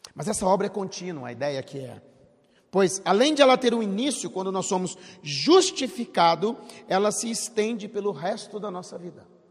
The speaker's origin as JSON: {"language": "Portuguese", "country": "Brazil", "moved": "yes", "said": "Eu sou do interior de estado"}